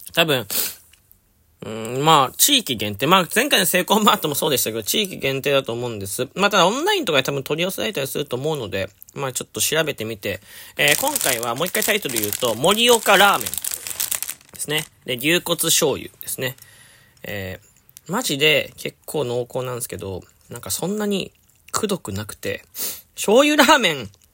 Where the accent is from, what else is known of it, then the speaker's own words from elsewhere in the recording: Fukuoka, Japan; 僕、福岡出身